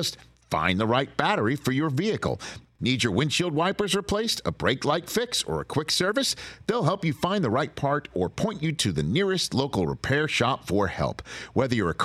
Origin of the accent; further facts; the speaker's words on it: New York City, New York, United States; I grew up in New York City watching Marv on WNBC